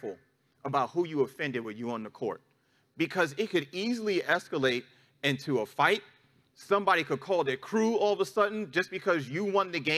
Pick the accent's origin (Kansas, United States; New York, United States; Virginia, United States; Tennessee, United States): New York, United States; New York City; moved away; my hometown, back in New York City, is a very litigious city